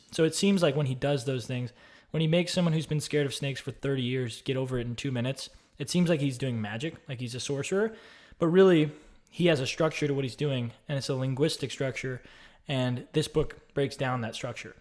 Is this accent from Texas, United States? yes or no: yes; Austin, Texas, United States; I grew up in Austin, Texas